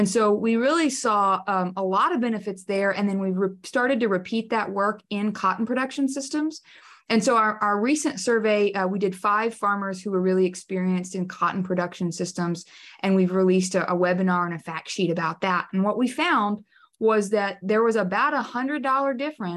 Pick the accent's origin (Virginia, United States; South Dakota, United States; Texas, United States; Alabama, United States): Texas, United States; also born or lived in College Station, Texas; I'm from Texas, yes, and I spent about 10 years in the Blackland Prairies in the College Station area